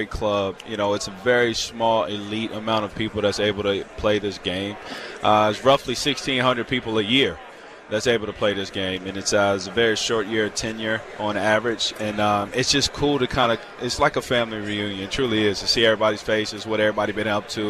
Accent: Virginia, United States; I'm from the South. I'm from Virginia

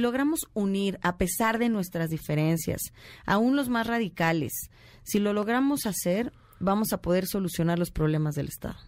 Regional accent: State of Mexico, Mexico; soy más mexiquense que priista

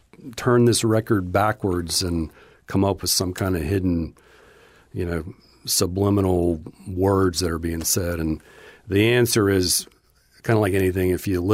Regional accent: Charlotte, North Carolina, United States; I would classify myself as growing up in Charlotte, North Carolina, mainly because we moved there when I was 12 and stayed there throughout the rest of my years before I moved.

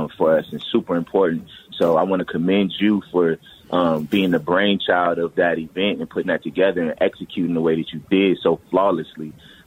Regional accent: Minneapolis, Minnesota, United States; I'm from North Minneapolis

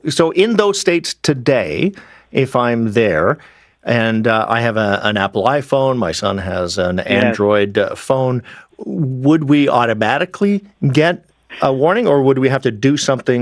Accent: British Columbia, Canada; I grew up in British Columbia. The prevalent concern at the time was nuclear war, because I was of the generation born in the mid-60s

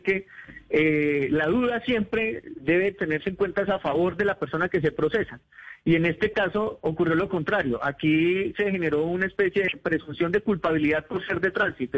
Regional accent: Colombia; nos ocurre a los colombianos cuando salimos del país

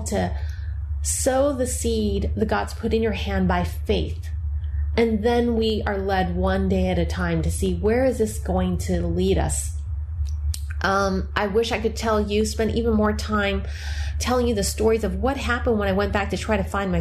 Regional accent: United States; I'm Chinese American

